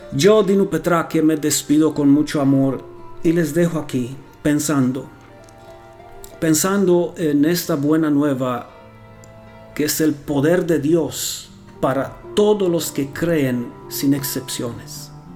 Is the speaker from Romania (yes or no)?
yes; Romania; also born or lived in Costa Rica; now in Transylvania, Romania; soy rumano